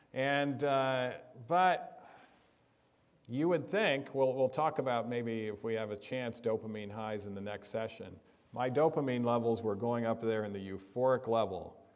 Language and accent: English; Michigan, United States; now in California, United States; growing up in Michigan